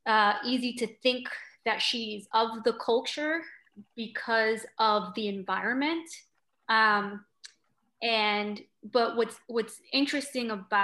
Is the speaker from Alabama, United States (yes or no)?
no; New York City, New York, United States; also born or lived in Bronx, New York; Yeah, I mean, I'm not from the Bronx, I'm from Brooklyn, but I lived in the Bronx for long enough in Castle Hill where J-Lo is from.